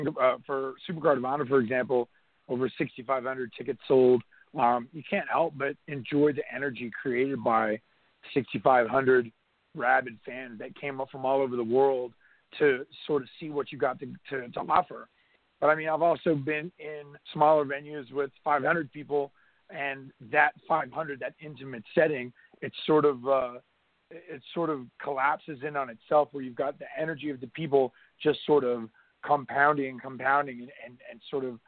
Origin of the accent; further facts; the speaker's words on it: North Carolina, United States; growing up in North Carolina, watching Jim Crockett Promotions